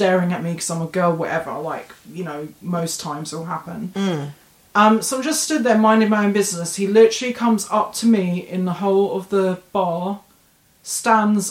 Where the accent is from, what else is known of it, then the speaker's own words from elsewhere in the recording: London, United Kingdom; from London